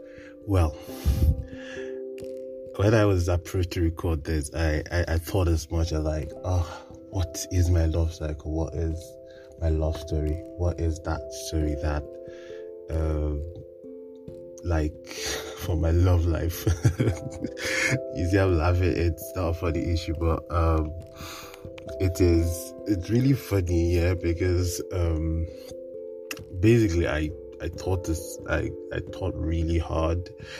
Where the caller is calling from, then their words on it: Kaduna, Kaduna State, Nigeria; I am recording from Kaduna, Nigeria.